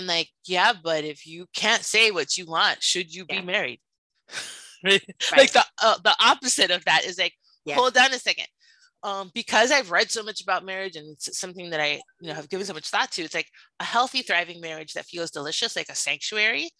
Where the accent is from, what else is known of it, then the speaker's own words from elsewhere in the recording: Miami, Florida, United States; I grew up in Miami, and in Miami